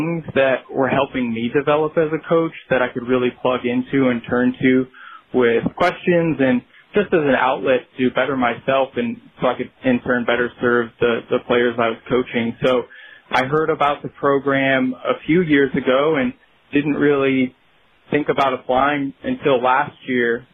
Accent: Rochester, New York, United States; born and raised in Rochester, New York, so the western part of the state.

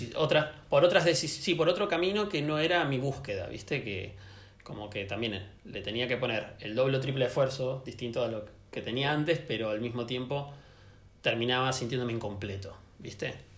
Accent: Buenos Aires, Argentina; also born or lived in Santiago, Chile; me volví a, mi ciudad, a Buenos Aires

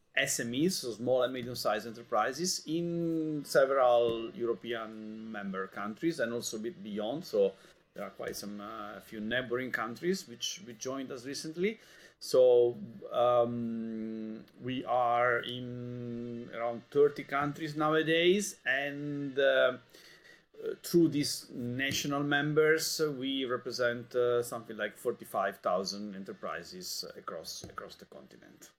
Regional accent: Italy; moved away as an adult; now in Brussels, Belgium; I come from Italy

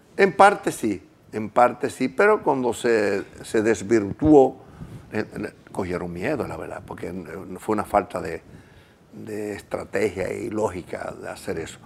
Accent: Gurabo, Santiago, Dominican Republic; Yo me crié en Urabo, un campo, a pie, en una bicicleta

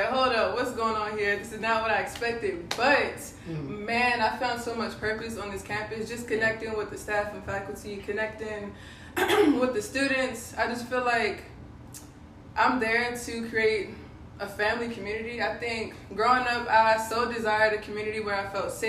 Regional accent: Capitol Heights, Maryland, United States; moved away as an adult; now in Lynchburg, United States; I'm from Capitol Heights / Landover, Maryland

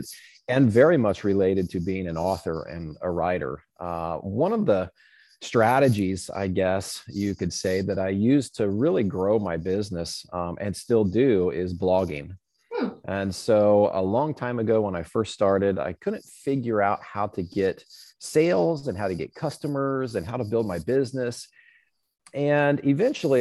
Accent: Southern Indiana, United States; I grew up in Boy Scouts in Southern Indiana.

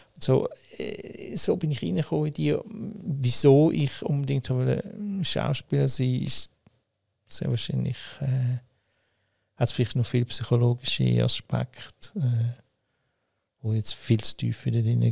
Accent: Winterthur, Zurich, Switzerland; ich bin hm, in Winterthur aufgewachsen und geboren, äh, habe aber mein Leben in Zürich gelebt

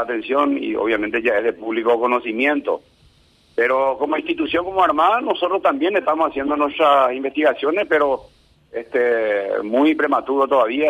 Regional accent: Paraguay

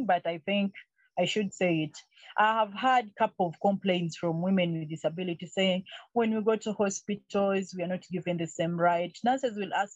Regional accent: Tororo, Eastern Region, Uganda; moved away as an adult; also born or lived in Entebbe, Uganda; now in Kampala, Uganda; I grew up partly in Tororo I was born in Entebbe, but later on, I was taken to the village by my mom.

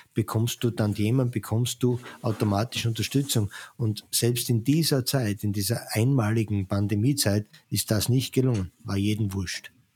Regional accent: Austria; wir als Österreicher

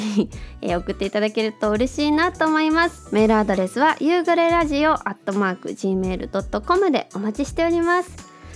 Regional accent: Tokyo, Japan; 東京生まれ東京出身で

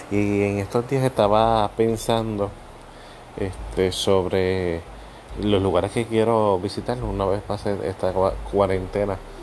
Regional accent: Puerto Rico; los que somos puertorriqueños saben que somos besucones

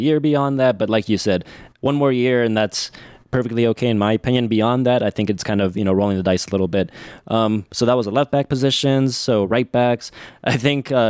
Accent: Mexico; now in United States; I was born in Mexico

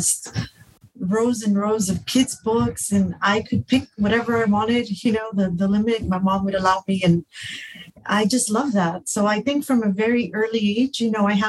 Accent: Los Angeles, California, United States; also born or lived in Stanford, California / New York; I grew up in Pico Union

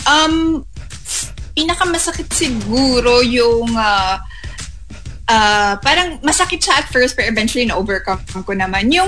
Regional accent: Davao City, Davao Region, Philippines; moved away; also born or lived in Manila; I'm a provinciana from Davao and then I came into Manila really auditioning.

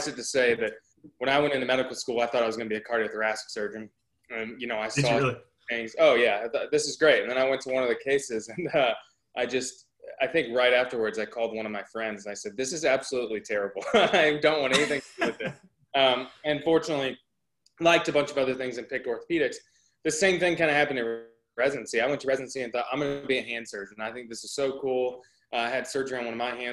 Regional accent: outside of the Dallas area, North Texas, United States; now in Nashville, United States; I grew up in North Texas, outside of the Dallas area

